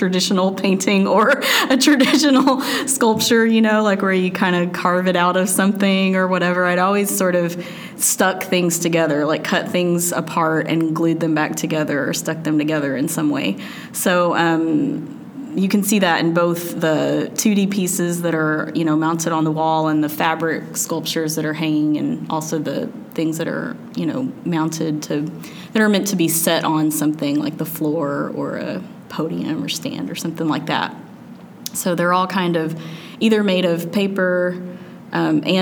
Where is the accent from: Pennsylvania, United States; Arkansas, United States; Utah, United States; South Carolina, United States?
Arkansas, United States; Little Rock; also born or lived in Illinois; I grew up in Little Rock, but kind of out in the country a little bit